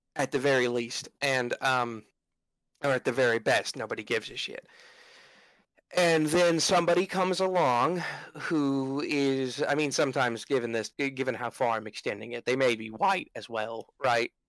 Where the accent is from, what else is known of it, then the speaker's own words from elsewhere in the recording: United States; I, as an American